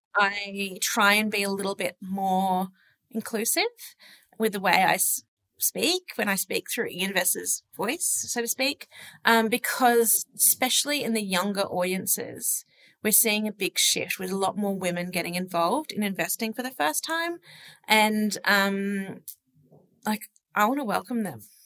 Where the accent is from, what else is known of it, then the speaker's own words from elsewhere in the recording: Sydney, New South Wales, Australia; born and raised in Sydney